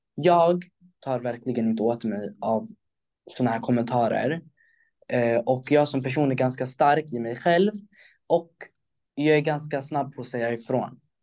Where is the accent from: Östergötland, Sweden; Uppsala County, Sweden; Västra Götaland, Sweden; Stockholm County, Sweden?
Stockholm County, Sweden; Stockholm; i Stockholm, där jag är ifrån